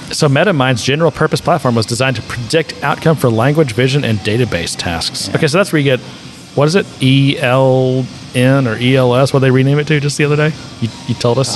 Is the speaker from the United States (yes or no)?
yes; United States; being an American